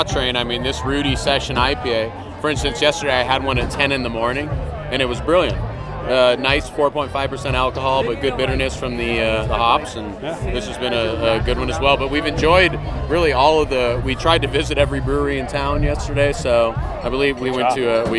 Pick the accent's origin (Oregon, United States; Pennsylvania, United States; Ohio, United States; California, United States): California, United States; Central Coast of; I'm from the Central Coast of California.